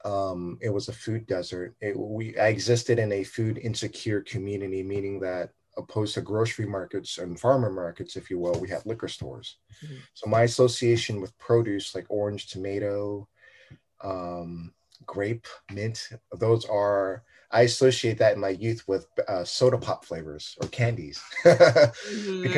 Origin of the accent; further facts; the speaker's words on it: Oakland, California, United States; I'm Vietnamese American, first generation, raised in Oakland